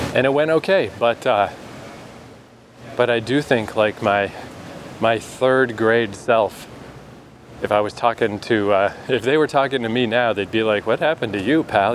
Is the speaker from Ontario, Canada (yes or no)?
no; New Brunswick, Canada; moved away as an adult; also born or lived in Vancouver, Canada; she asked where I was from and I was like, New Brunswick.